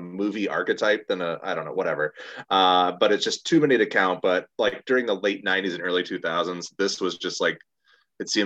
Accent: Chicago, Illinois, United States; my hometown

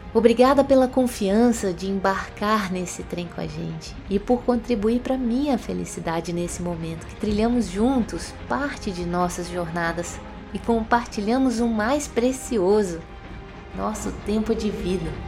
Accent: Minas Gerais, Brazil; accent: mineirês; como mineirinha que sou

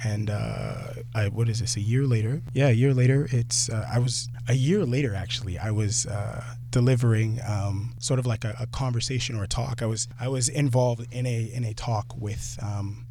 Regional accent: Durham, Ontario, Canada; now in Scarborough, Canada; Durham, born and raised

